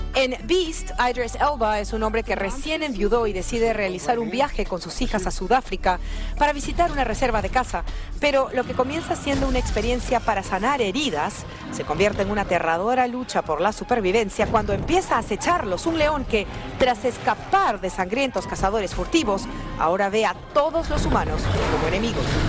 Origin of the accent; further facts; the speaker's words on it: Mexico; moved away; Yo, yo crecí en México y siento que la mitad mía es mexicana